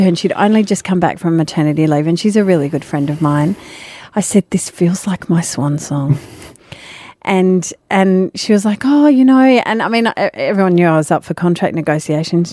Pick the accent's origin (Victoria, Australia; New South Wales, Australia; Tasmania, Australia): New South Wales, Australia; Sydney; I grew up in Sydney.